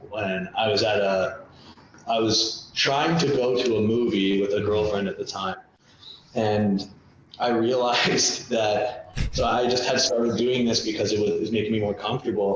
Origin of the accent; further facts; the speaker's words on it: Canada; growing up in Canada